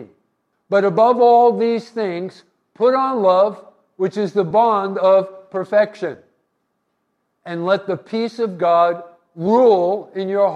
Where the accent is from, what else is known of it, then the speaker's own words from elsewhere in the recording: East Coast, United States; moved away as an adult; also born or lived in Anchorage, Alaska; I was from the East Coast